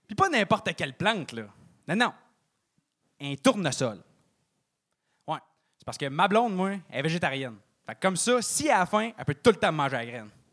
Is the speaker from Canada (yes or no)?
yes; Trois-Rivières, Quebec, Canada; j'ai 24 ans, puis je viens de Trois-Rivières